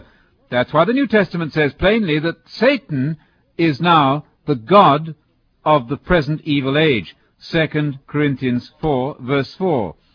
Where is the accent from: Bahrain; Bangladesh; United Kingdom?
United Kingdom; as a British visiting teacher in America